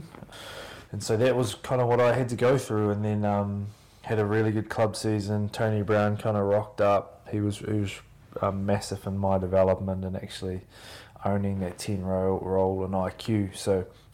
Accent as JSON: {"language": "English", "town": "Oamaru", "region": "Otago", "country": "New Zealand", "tie": "born or raised there", "said": "growing up in New Zealand"}